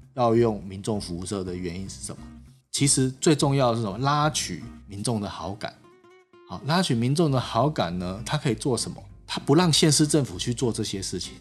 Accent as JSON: {"language": "Chinese", "town": "Zhutian", "region": "Pingtung County", "country": "Taiwan", "tie": "born or raised there", "said": "是屏东县的某一个乡镇，其实就是竹田乡，我的老家"}